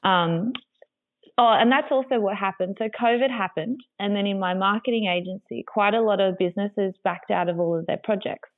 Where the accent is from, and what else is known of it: Griffith, New South Wales, Australia; born or raised there; also born or lived in Sydney